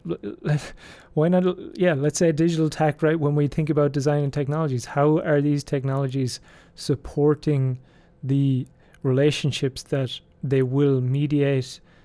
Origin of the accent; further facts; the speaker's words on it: Ireland; I'm from Ireland